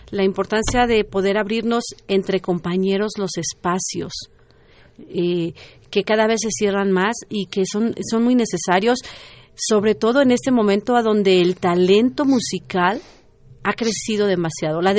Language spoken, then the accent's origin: Spanish; Mexico; yo creo que nos debe de enorgullecer como mexicanos, porque el trabajo que tienen, cada prenda es impresionante, ¿no?